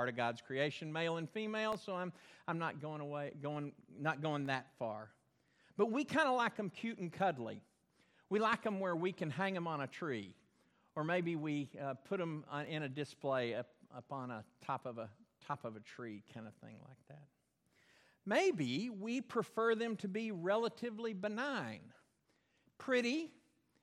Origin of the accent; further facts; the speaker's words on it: Belton, Texas, United States; moved away; Where I grew up in Belton, there was a dam, Belton Dam, built way up high.